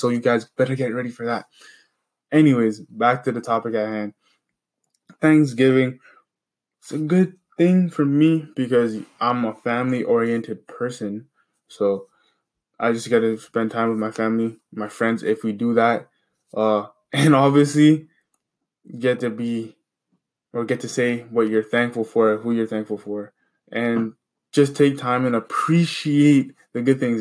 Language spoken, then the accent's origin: English; Canada; where I'm from, I'm from Canada